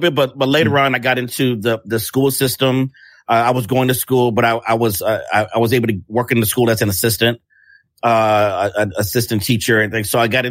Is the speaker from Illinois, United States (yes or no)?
yes; Chicago, Illinois, United States; I'm from Chicago